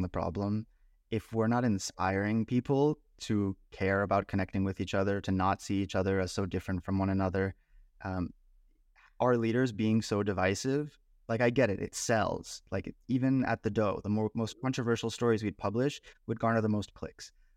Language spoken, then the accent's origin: English; Bay Area, California, United States; I grew up in the Bay Area